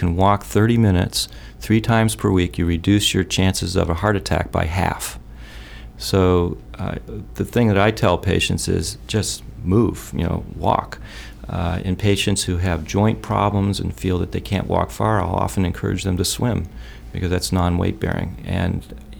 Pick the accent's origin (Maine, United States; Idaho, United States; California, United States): Maine, United States; growing up in Maine